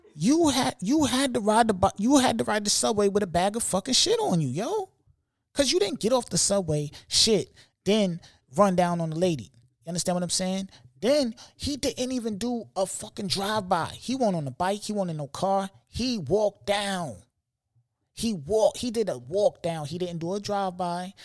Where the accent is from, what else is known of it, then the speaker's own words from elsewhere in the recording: New York City, New York, United States; I'm from New York